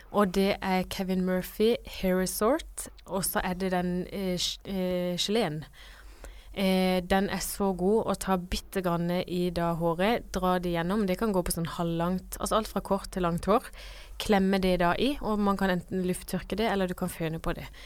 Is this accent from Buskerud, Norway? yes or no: no; Kristiansand, Agder, Norway; moved away; hjemme i Kristiansand